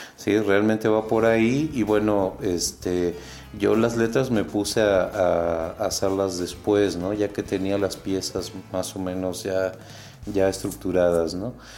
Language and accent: Spanish; Uruguay; now in Guanajuato, Mexico; en Uruguay, sí, que es de donde yo vengo